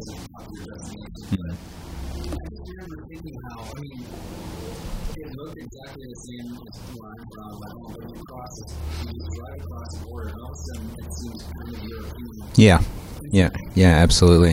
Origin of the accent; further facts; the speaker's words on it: Melbourne, Victoria, Australia; moved away; the Croatians, a massive presence in my hometown there